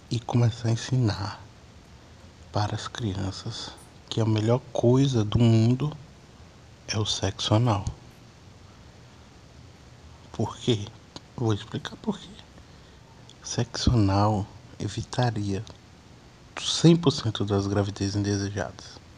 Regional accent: Pirapora, Minas Gerais, Brazil; Eu sou de Minas, interior de Minas, Pirapora. Mas já morei na cidade.

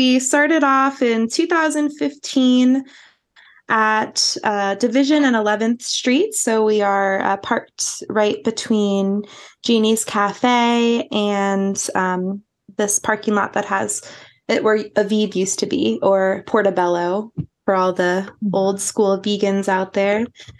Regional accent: East Coast, United States; I'm from the East Coast, so I always am all about the hustle and bustle

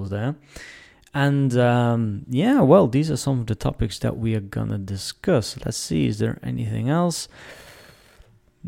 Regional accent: Netherlands; moved away as an adult; I'm from the Netherlands originally

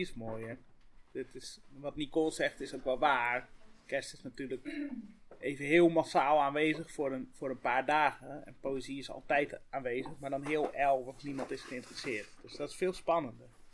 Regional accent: Friesland, Netherlands; Ik kom uit het Hoge Noorden

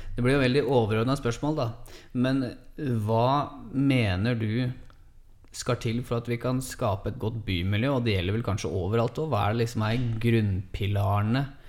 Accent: Hamar, Innlandet, Norway; Fra Hamar

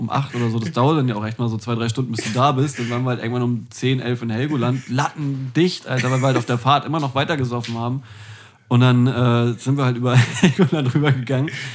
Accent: Hamburg, Germany; also born or lived in Flensburg; ich als gebürtiger Hamburger

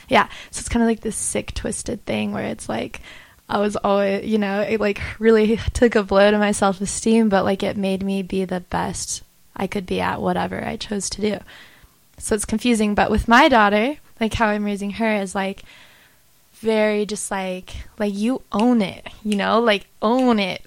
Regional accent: Idaho, United States; moved away; also born or lived in Utah; I'm from Idaho, but I spent a lot of time in Utah

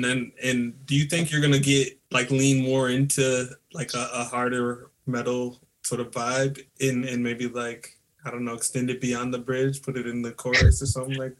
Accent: Colorado, United States; I grew up in Colorado.

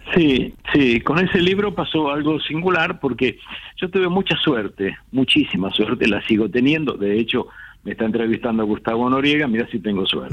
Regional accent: Buenos Aires, Argentina; moved away as an adult; also born or lived in Vicente López / Olivos / Acassuso / Punta Chica; now in Martínez, Argentina; yo soy nacido y criado en Caballito.

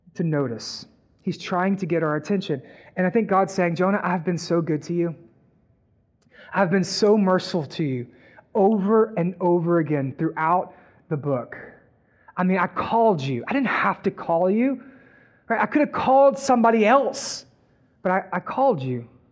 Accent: Texas, United States; We're from Texas

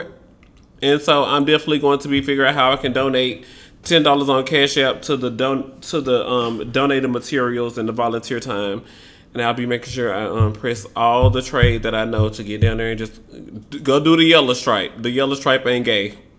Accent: Memphis, Tennessee, United States; Memphis, Tennessee, Lord Jesus Christ, my hometown

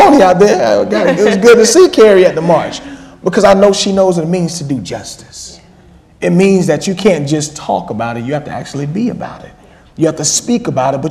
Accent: Georgia, United States; now in Boston, United States; I'm from Georgia

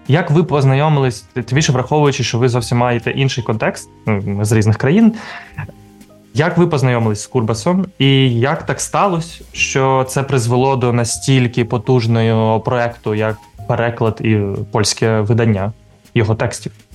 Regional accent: Kharkiv, Kharkiv Oblast, Ukraine; moved away; все дитинство і юність провів в кількосот метрах від будинку слова

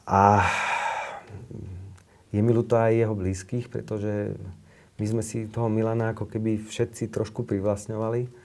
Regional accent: Slovakia; som sa narodil na Slovensku.

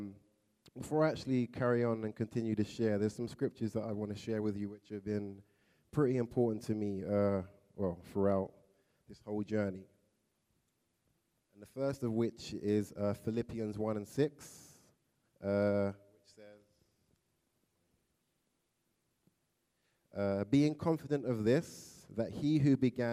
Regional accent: London, United Kingdom; moved away as an adult; now in United States; From London, England. You probably can tell by my accent, it's a bit different.

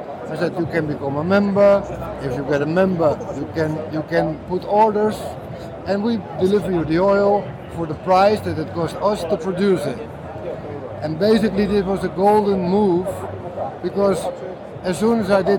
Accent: Amsterdam, North Holland, Netherlands; I loved growing up in Amsterdam

